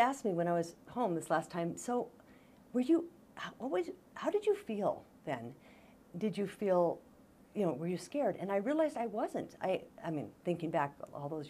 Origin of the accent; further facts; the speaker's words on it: Bozeman, Montana, United States; I grew up in Bozeman